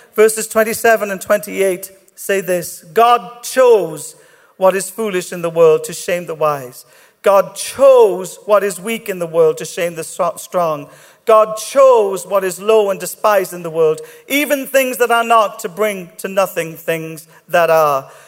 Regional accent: Ireland; I'm Irish

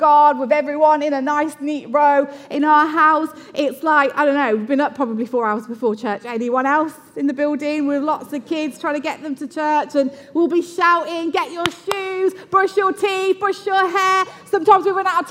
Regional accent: Luton, East of England, United Kingdom; I'm from Luton

